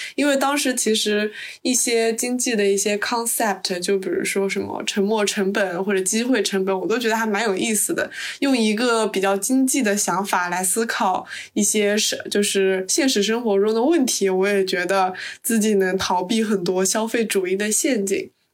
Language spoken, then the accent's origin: Chinese; Suzhou, Jiangsu, China; now in United Kingdom; 我也是南方人，我是苏州的